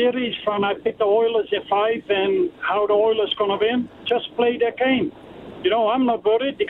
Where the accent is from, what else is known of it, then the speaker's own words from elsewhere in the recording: Netherlands; accent: Dutch; now in Canada; I'm from Holland.